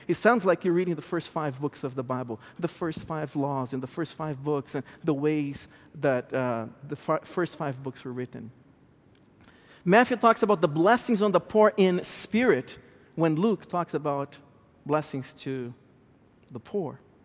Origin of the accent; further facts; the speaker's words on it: Brazil; English is a second language; moved away as an adult; now in United States; I was born and raised in South America, Brazil. I came to this country about fifteen, sixteen years ago with my wife that is also Brazilian. At home, we speak Eng, we speak Portuguese to our, to our kids.